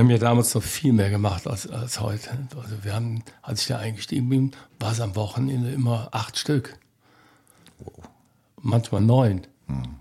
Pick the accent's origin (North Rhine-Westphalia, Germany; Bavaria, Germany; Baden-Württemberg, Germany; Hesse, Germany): North Rhine-Westphalia, Germany; Cologne; moved away as an adult; Ich bin Kölner. Ich bin in Beckendorf groß geworden, am Beckendorfer Bütchen sozusagen.